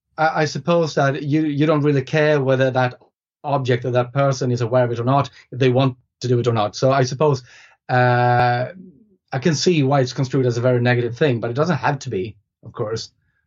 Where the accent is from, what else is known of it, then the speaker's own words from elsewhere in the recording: Sweden; first language Swedish; English is a second language; So the thing is, in Swedish, which is my first language, we only have one word for it.